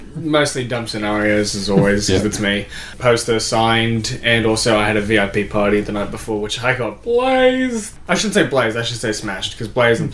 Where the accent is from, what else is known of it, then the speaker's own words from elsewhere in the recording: Australia; I'm Australian